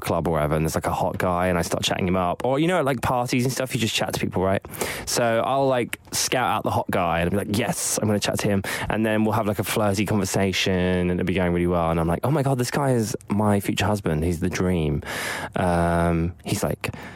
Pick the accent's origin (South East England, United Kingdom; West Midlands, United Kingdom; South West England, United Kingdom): South East England, United Kingdom; Eastbourne; my hometown, Eastbourne